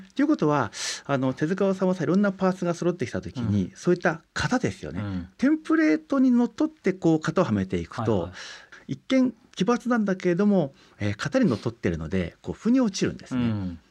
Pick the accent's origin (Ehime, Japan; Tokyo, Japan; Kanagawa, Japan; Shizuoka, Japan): Kanagawa, Japan; Yokohama; あの僕自身はあの、えー、横浜出身なんですけれども